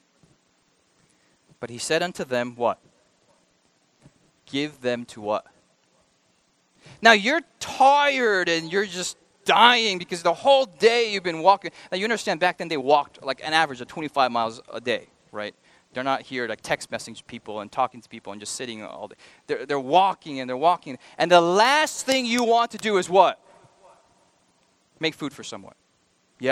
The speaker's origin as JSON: {"language": "English", "country": "United States", "said": "I'm an American."}